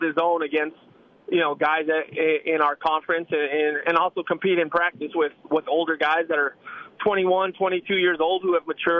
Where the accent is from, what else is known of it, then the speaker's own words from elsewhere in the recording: New Mexico, United States; I'm from New Mexico